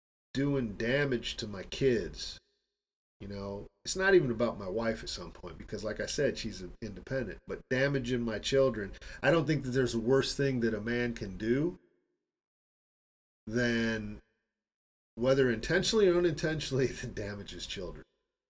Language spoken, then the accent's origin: English; Midwest, United States; moved away as an adult; And I don't know where the hell I got this from, because that's not the way I was raised in the Midwest, was to leave my wife here, make sure I support her financially, get my shit together in the States, and bring her over.